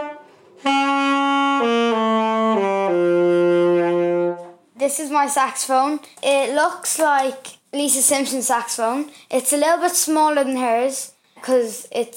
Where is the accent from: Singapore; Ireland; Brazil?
Ireland; Boyle, Connacht; I'm 12, and I'm from Boyle, County Roscommon.